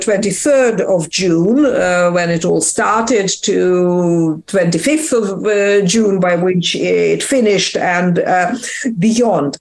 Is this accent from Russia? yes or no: yes; Russia; moved away; I come myself from Russia.